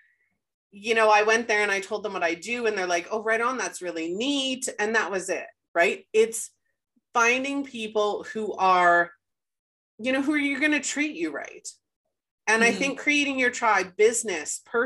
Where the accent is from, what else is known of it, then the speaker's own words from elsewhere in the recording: Winnipeg, Manitoba, Canada; moved away as an adult; we moved back to Winnipeg and we were born and raised in Winnipeg